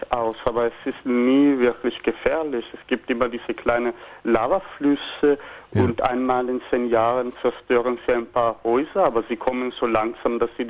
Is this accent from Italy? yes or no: yes; Palermo, Sicily, Italy; German is a second language; Und als Italiener in Italien akzeptiert man nicht so sehr, Ausländer zu sein irgendwie. Dann besser gleich ins richtige Ausland.